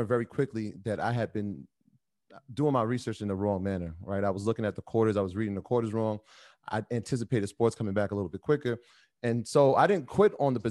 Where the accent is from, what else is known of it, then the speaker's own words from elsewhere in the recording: New York, United States; as being a New Yorker